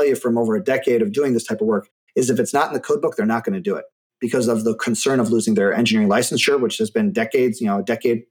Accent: Michigan, United States; moved away as an adult; also born or lived in Germany; now in Phoenix, United States; where I grew up in Michigan

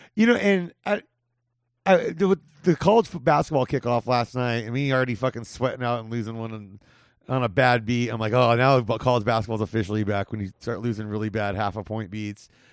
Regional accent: California, United States; where I grew up in California

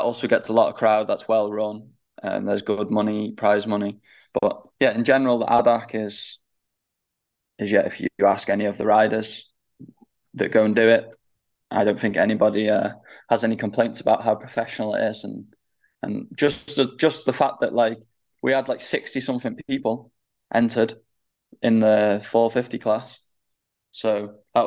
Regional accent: United Kingdom; British Championship because it's my home championship

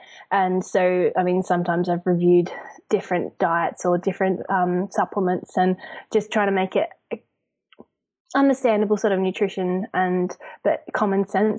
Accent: Zambia; also born or lived in Australia; now in United Kingdom; I'm obviously Australian, but I grew up in Zambia and then I live in the UK.

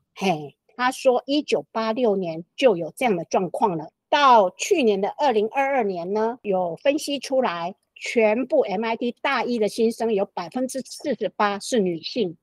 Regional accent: Taichung, Taiwan; 我是台中人，是。赖琼慧医师也是台中人，我们是都是台中女中

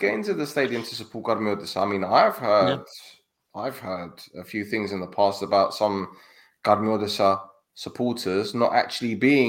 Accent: London, United Kingdom; I'm from North London, man. We're multicultural.

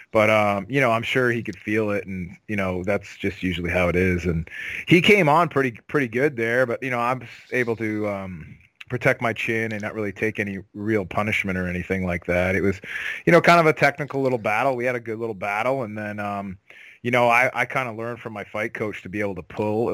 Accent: Cambridge, Ontario, Canada; born or raised there

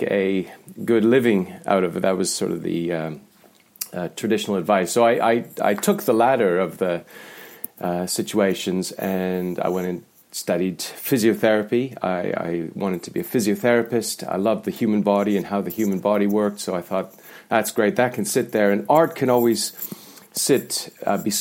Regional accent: the Canadian Prairies, Canada; moved away; I grew up in Canada, and it was in the prairies, right in the centre of Canada

